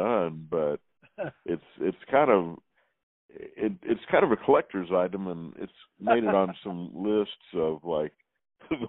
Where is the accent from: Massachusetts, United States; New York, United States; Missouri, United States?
Missouri, United States; Springfield; also born or lived in Baltimore, Maryland / Tuscaloosa, Alabama; now in Kansas City, United States; I was born in Baltimore, but I grew up in Springfield, Missouri.